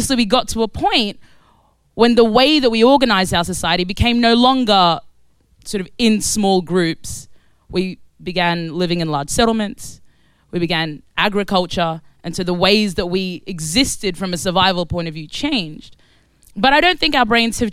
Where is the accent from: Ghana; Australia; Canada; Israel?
Australia; moved away as an adult; also born or lived in Khartoum, Sudan; now in London, United Kingdom; So I was born in Sudan. I was born in Khartoum, Sudan. And I grew up in Australia, and I now live in East London